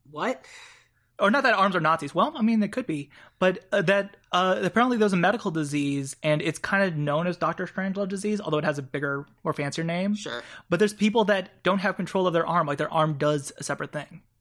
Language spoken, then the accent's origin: English; Japan; I grew up in Japan, and a huge thing there is that they don't really have they have Japanese military bases, but a lot of it's American military bases.